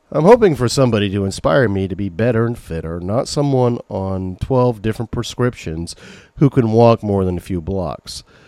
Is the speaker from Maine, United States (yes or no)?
yes; Maine, United States; accent: Maine; As I get older, the more my main accent comes out